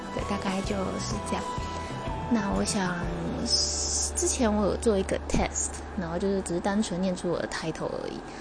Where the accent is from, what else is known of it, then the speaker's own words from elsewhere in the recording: Taiwan; 完全在台湾土生土长，然后，呃，自己学习日文的